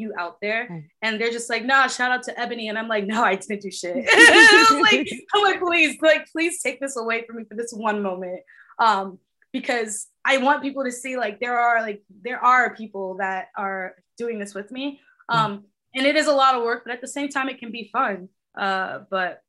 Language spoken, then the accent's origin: English; New York City, New York, United States; also born or lived in Bronx, New York; I grew up in Queens, New York